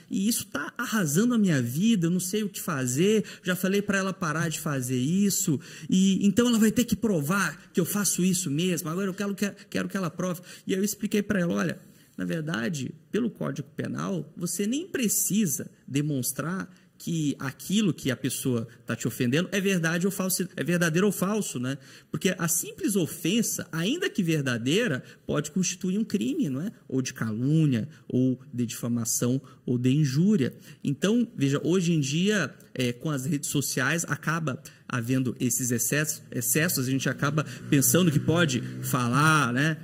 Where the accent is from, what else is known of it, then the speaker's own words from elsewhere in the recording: Teresina, Piauí, Brazil; moved away as an adult; now in Paraná, Brazil; Lá no meu estado natal, no Piauí, em Teresina